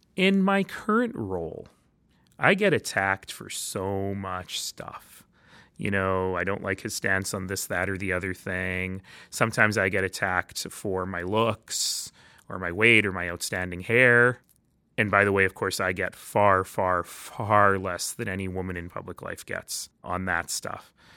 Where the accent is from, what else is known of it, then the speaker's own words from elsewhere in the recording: Calgary, Alberta, Canada; also born or lived in Toronto / Red Deer; ended up in Calgary, where I grew up.